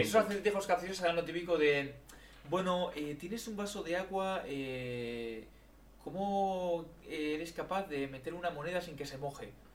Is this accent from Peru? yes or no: no; Madrid, Community of Madrid, Spain; Somos eh, de España